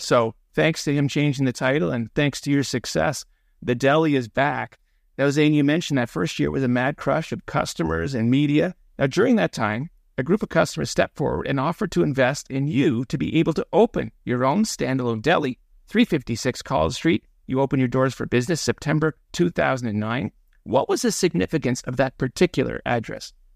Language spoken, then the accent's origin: English; Toronto, Ontario, Canada; growing up in North York